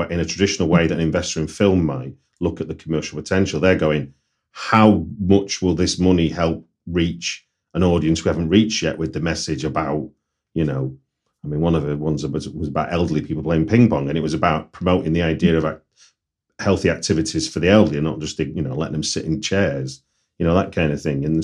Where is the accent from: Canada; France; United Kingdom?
United Kingdom; Manchester, North West England; you may have guessed from accent, I'm from Manchester